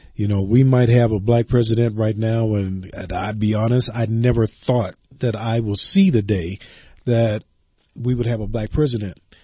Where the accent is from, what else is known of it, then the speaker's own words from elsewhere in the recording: the South, United States; moved away; I grew up in the South yes. and I go home as often as I can.